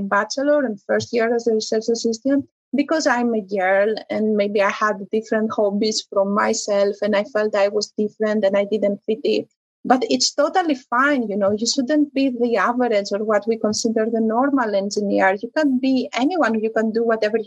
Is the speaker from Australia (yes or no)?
no; Greece; moved away; also born or lived in Italy; I come from Greece. I was in Italy